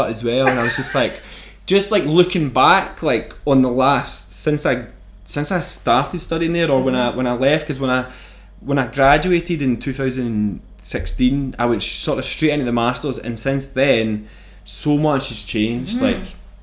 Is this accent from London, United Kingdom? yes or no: no; Airdrie, Scotland, United Kingdom; also born or lived in Bellshill / Germany; growing up in Airdrie